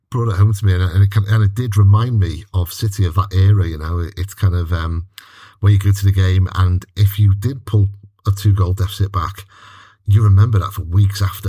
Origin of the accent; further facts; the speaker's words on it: Wales, United Kingdom; as a Welshman